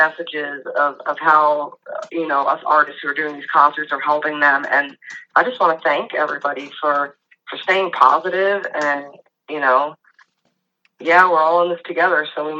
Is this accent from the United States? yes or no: yes; New York, United States; I'm from New York, so I mean, I know the East Coast, cold is no joke.